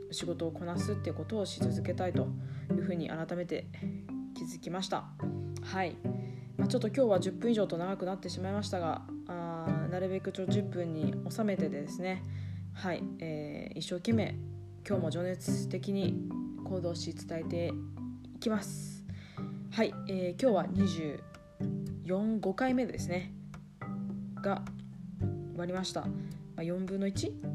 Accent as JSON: {"language": "Japanese", "region": "Iwate", "country": "Japan", "tie": "born or raised there", "also_born_or_lived": "New Zealand / Tokyo", "moved": "as an adult", "said": "岩手県の出身で、え高校まで岩手におりましたが"}